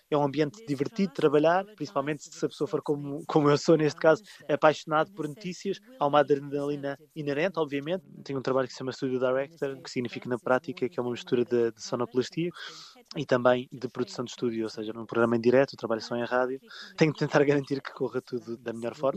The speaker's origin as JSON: {"language": "Portuguese", "region": "Lisbon", "country": "Portugal", "moved": "as an adult", "lives_now": "United Kingdom", "said": "sou de Lisboa, já vivo aqui no Reino Unido há 9 anos."}